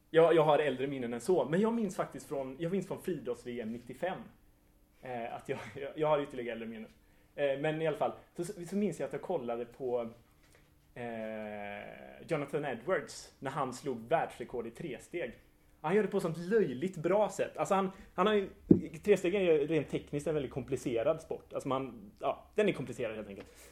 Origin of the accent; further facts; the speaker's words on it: Hajom, Västra Götaland, Sweden; i Hajom, där jag är uppvuxen